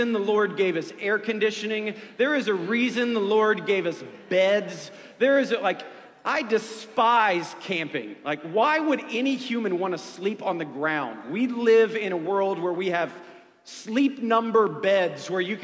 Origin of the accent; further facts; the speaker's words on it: Ohio, United States; moved away; I grew up in Ohio